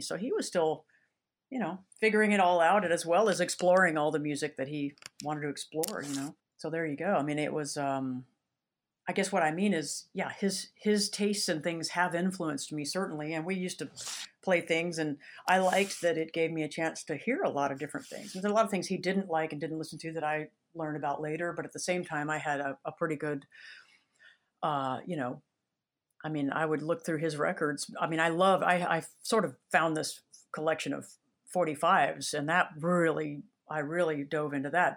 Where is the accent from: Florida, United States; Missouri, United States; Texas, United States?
Texas, United States; Dripping Springs; now in Austin, United States; I was born in Austin, lived here I live in Austin now. I, I've lived here till I was about three or s, three or four, and then we moved out to Dripping Springs, Texas